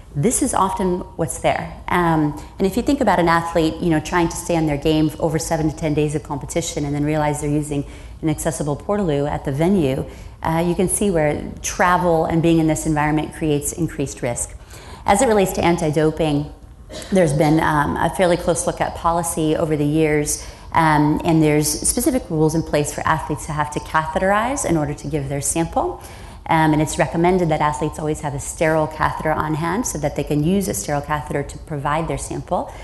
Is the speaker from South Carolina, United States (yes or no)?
no; Iowa, United States; I grew up in the Midwest um, on a farm, and I'm a farm kid